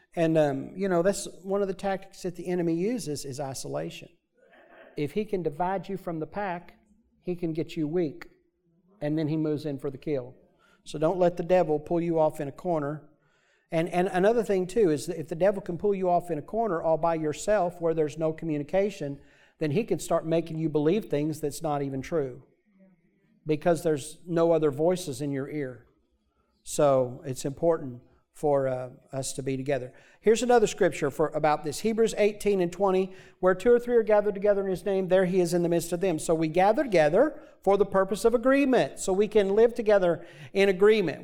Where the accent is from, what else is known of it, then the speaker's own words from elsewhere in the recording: United States; also born or lived in Michigan; I grew up in Missouri and Arkansas states away from my entire family